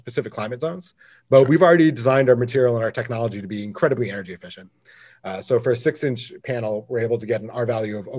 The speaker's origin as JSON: {"language": "English", "region": "Michigan", "country": "United States", "tie": "born or raised there", "moved": "yes", "lives_now": "California, United States", "said": "I grew up in Michigan, so I understand a Great Lake summer"}